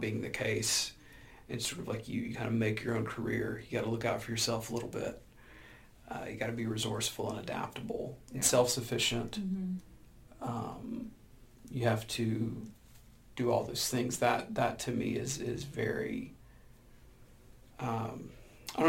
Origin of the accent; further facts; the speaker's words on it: Birmingham, Alabama, United States; I'm from Birmingham, Alabama, so like working for U.S. Steel, working for Alabama Power